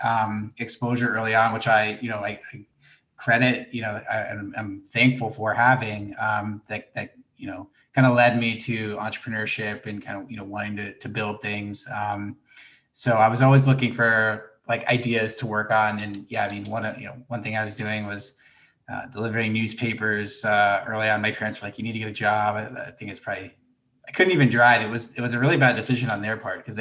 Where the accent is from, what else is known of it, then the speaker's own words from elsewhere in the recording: Gainesville, Florida, United States; moved away; I grew up in Gainesville, Florida